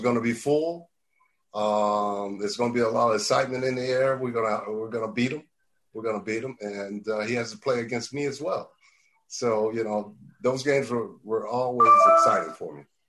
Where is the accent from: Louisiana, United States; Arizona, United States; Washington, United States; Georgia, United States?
Georgia, United States; Marietta; moved away as an adult; also born or lived in Knoxville, Tennessee; I'm from Marietta